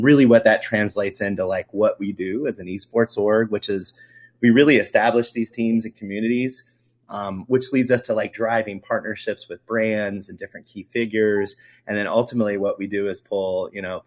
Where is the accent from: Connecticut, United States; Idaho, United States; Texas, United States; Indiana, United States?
Indiana, United States; moved away as an adult; now in Kansas City, United States; moved all around the country. I'm from Indiana. I wound up in Kansas City here